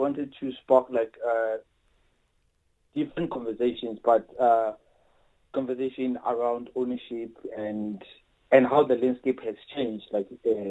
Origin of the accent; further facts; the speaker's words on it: Soweto, Gauteng, South Africa; I grew up in Soweto and like in a four-room house.